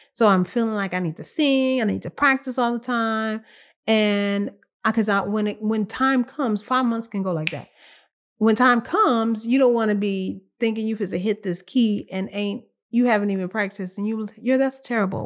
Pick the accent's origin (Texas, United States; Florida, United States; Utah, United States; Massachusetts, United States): Texas, United States; I'm from here. I'm from Texas